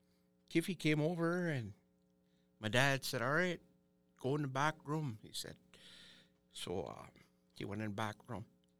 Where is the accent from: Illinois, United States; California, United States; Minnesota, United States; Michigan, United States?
Minnesota, United States; Sawyer; I grew up in Sawyer.